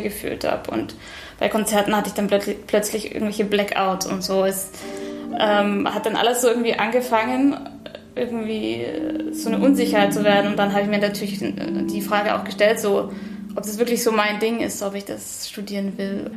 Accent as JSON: {"language": "German", "region": "Bavaria", "country": "Germany", "tie": "born or raised there", "also_born_or_lived": "Munich", "moved": "yes", "lives_now": "Hanover, Germany", "said": "Ich bin in München geboren und in Bayern aufgewachsen, in einem ganz kleinen Ort, da am Chiemsee"}